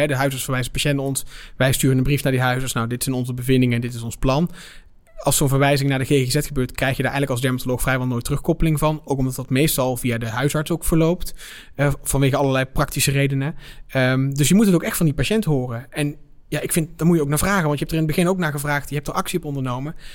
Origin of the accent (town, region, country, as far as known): Netherlands